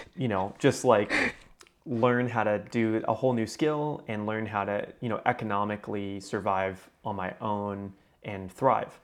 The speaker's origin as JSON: {"language": "English", "town": "Houston", "region": "Texas", "country": "United States", "tie": "born or raised there", "said": "I was still living in my hometown"}